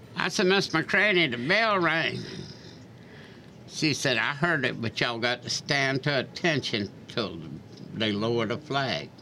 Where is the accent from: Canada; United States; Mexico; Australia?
United States; Charleston; also born or lived in Seattle, Washington; I would lucky to be born in Charleston